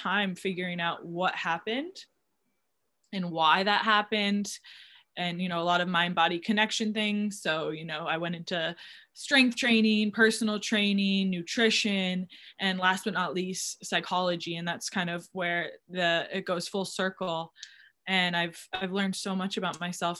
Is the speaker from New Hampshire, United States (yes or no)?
yes; New Hampshire, United States; moved away as an adult; I am from New Hampshire, a small town, and I played all the sports.